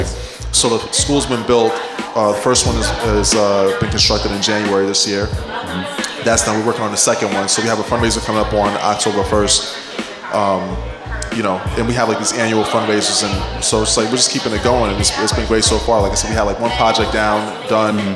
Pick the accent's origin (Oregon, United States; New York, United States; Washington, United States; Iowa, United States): New York, United States; New York City; also born or lived in Haiti; born and raised in Queens, uh, West Indian household. You know, I'm Haitian